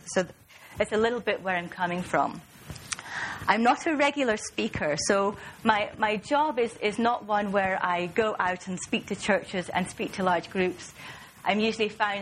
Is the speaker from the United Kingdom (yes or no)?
yes; Aberdeen, Scotland, United Kingdom; accent: Scottish, not too pronounced; moved away; I'm from Aberdeen in northeast Scotland, and that accounts for the Scottish accent, which isn't too pronounced because I've been away from Scotland for some time.